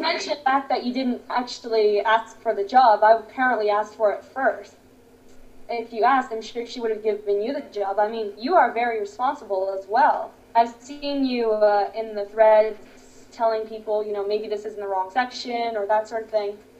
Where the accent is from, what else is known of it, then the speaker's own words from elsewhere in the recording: Toronto, Ontario, Canada; I am from Canada, Toronto. Very nice place